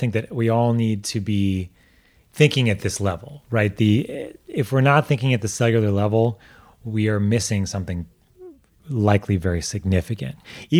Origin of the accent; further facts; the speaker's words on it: New York, United States; like I grew up in New York, but my heritage is mostly Russian, right?